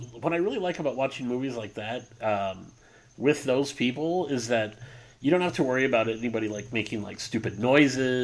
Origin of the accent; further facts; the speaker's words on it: San Diego, California, United States; I'm from San Diego